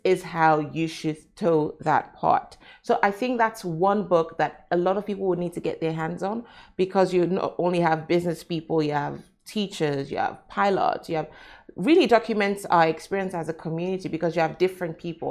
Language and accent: English; Nigeria; now in Dubai, United Arab Emirates; I'm Nigerian, I'm African.